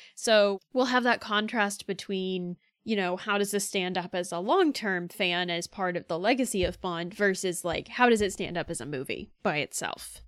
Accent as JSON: {"language": "English", "region": "Florida", "country": "United States", "said": "I'm from Florida"}